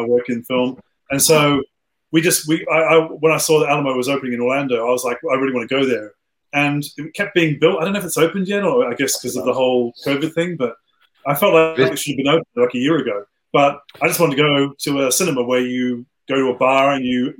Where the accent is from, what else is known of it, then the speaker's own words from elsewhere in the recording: Australia; now in United Kingdom; growing up in Australia